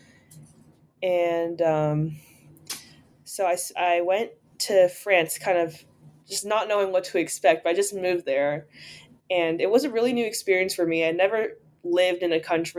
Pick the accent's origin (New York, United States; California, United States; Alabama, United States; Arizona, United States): New York, United States; New York City; I'm from New York City